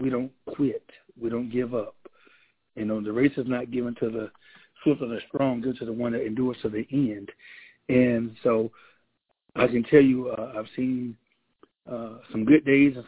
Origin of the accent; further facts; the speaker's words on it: Moultrie, Georgia, United States; moved away as an adult; also born or lived in Albany, Georgia; now in Valdosta, United States; I'm originally from Moultrie, Georgia, young man that grew up in the town